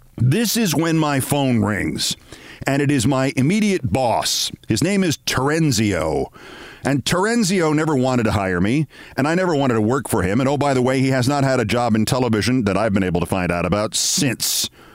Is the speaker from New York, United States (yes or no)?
yes; New York City, New York, United States; I grew up in that Yankee Stadium, and before then, I grew up in the Bronx